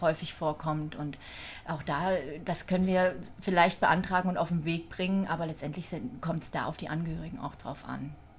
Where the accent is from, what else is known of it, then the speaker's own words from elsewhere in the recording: Thuringia, Germany; moved away as an adult; now in Wiesbaden, Germany; gebürtig komme ich aus Thüringen. Mhm. Bin 72 geboren in einem, ja, kleinen, einer kleinen Stadt und ähm, habe noch eine ältere und eine jüngere Schwester. Und ähm, ja, ich habe dort meine Jugend verbracht bis zum 18. Lebensjahr.